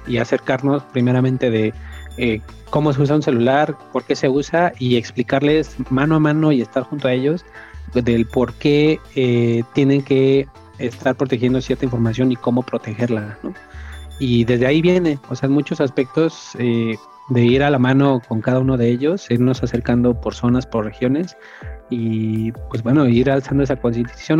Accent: Mexico City, Mexico; moved away as an adult; now in Guadalajara, Mexico; soy originario de Ciudad de México, radico en Guadalajara ya desde hace cinco años.

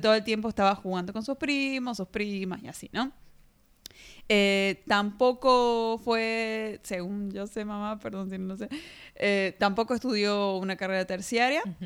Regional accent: Argentina; de Argentina.

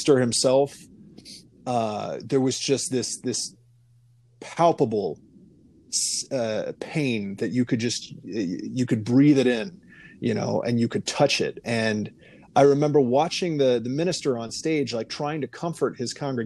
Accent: Iowa, United States; I grew up in privilege in Iowa, a small town, a son of a dentist

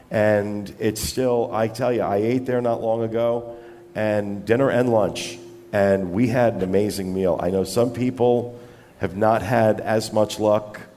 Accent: Halifax, Nova Scotia, Canada; I'm from Halifax.

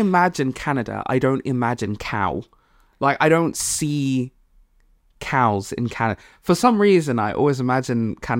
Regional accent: Malawi; I'm from Malawi, and I like my African friends

